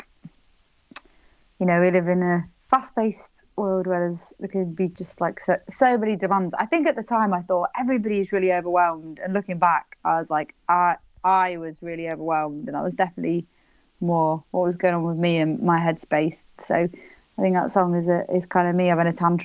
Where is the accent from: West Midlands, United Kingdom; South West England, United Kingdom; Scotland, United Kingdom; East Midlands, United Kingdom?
East Midlands, United Kingdom; Nottingham; now in London, United Kingdom; I'm originally from Nottingham.